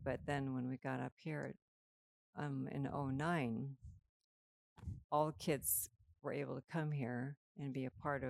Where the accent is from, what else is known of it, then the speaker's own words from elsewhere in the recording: Minnesota, United States; moved away; we grew up in Minnesota on the prairie